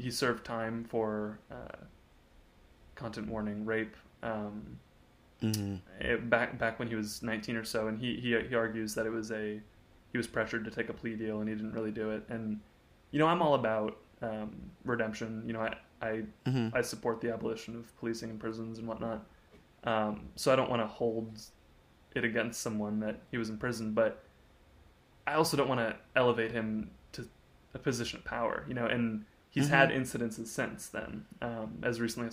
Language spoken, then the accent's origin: English; a town near Dallas, Texas, United States; moved away as an adult; now in Austin, United States; it's a town of like 200,000 people, so it's not like a huge thing. We're near Dallas